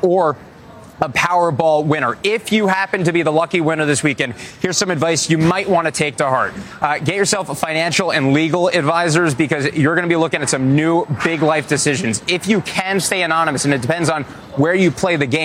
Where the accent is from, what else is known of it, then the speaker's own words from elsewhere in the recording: New Jersey, United States; I'm from Jersey, so I think if you're in the Garden State, your odds are infinitely better.